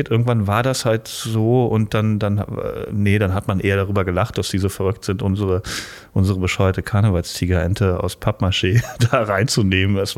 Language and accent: German; Rhineland, Germany; mit, mit äh, 18, 19 im Volleyballverein in meiner Heimat und ähm, das ist im Rheinland.